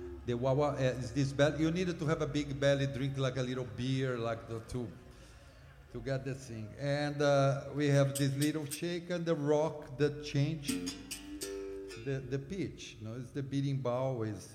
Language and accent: English; Brazil; English is a second language; moved away as an adult; now in United States; I come from Brazil, and when I came here